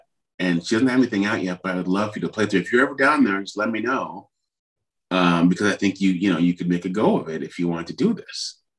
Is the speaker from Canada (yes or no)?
yes; Ottawa, Ontario, Canada; And I'm like, I'm just from Ottawa, blah, blah, blah.